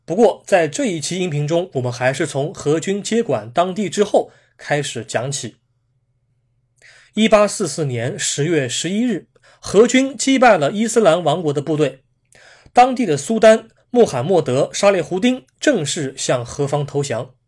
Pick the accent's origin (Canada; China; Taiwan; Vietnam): China; 我们中国人平时经常喜欢说